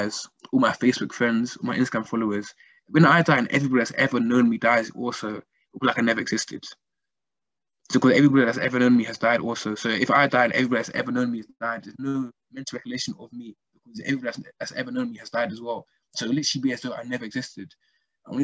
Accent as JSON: {"language": "English", "country": "Nigeria", "said": "I'm from Nigeria, seeing the amount of work needs to be done back home in Africa and all that kind of stuff"}